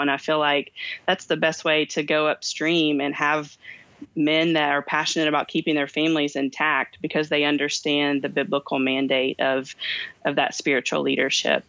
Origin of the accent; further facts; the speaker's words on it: Kentucky, United States; I have two names because I'm from Kentucky